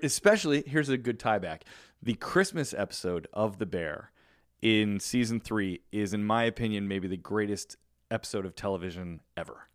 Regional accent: Chicago, Illinois, United States; moved away; growing up in Chicago

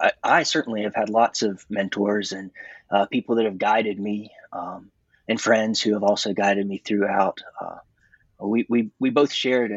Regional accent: Georgia, United States; So I grew up in North Georgia in a small rural area.

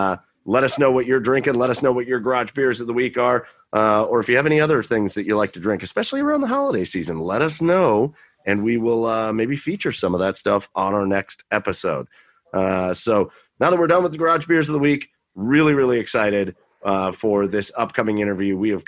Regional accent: Cleveland, Ohio, United States; I'm from Cleveland.

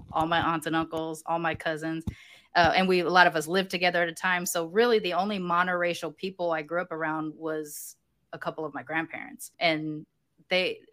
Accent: Long Beach, California, United States; I grew up in North Long Beach on the border of Compton

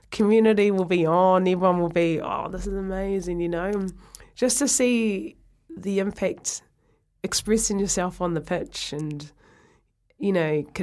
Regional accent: Ireland; I'll, I'll always be proud of where I come from

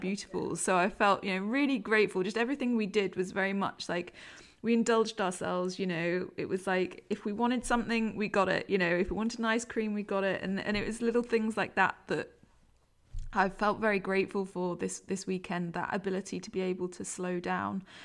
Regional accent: London, United Kingdom; now in Leeds, United Kingdom; I'm come from, I don't know if you can tell by my accent, come from London

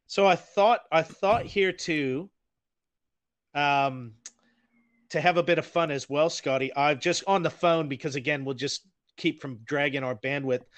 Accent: United States; now in Auckland, New Zealand; I am an American

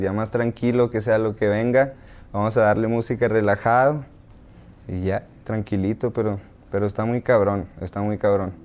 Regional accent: Hermosillo, Sonora, Mexico; nací, crecí eh, eh, en Hermosillo y con los de la cuadra

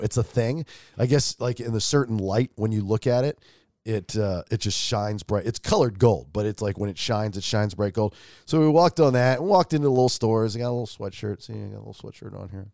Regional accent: Atlanta, Georgia, United States; I'm from Atlanta

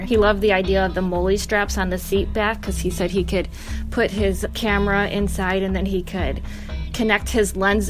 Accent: Detroit, Michigan, United States; I'm born and raised in Detroit, Michigan

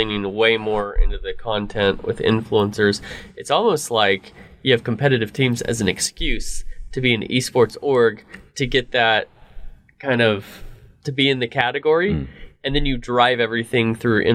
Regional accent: California, United States; born and raised in California

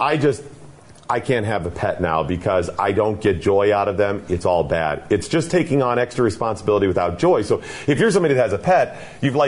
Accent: Cleveland, Ohio, United States; I grew up in Cleveland

